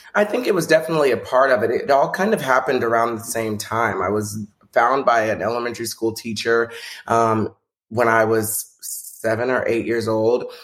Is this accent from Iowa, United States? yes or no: no; Texas, United States; when I was growing up in Texas